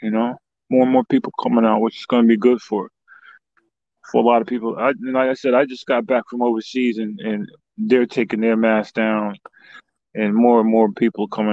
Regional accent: Yonkers, New York, United States; I rep New York heavy. That's where I was born and raised at.

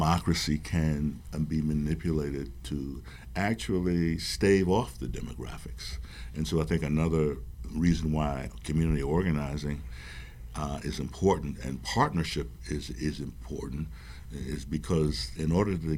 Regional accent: Providence, Rhode Island, United States; I'm from Providence

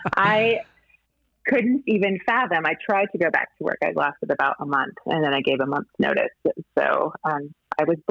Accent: Montana, United States; I grew up in Montana, the daughter of a cattle rancher

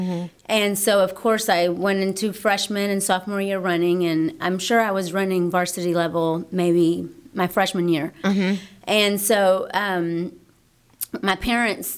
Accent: Pasadena, Texas, United States; I'm from Pasadena. I graduated from Pasadena High School, 1995

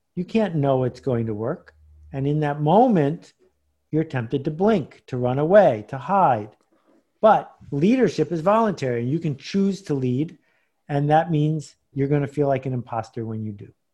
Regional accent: Buffalo, New York, United States; moved away; I grew up in Buffalo, New York, which is four hundred miles from here.

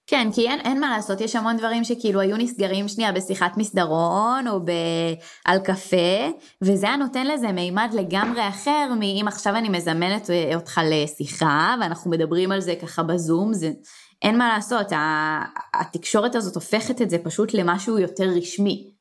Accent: Israel; אנחנו ישראלים

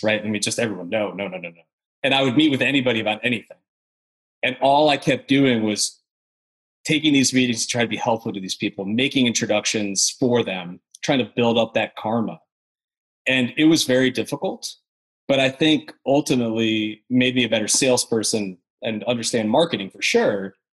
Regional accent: upstate New York, United States; now in Nashville, United States; So I'm from New York originally, from upstate New York, out in the country kind of close to Canada

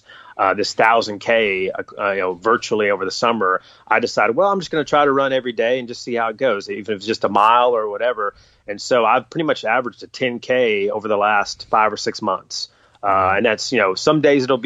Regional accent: North Carolina, United States; I grew up in North Carolina

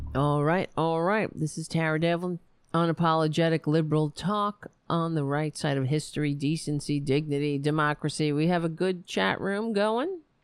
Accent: New York City, New York, United States; I grew up on Staten Island

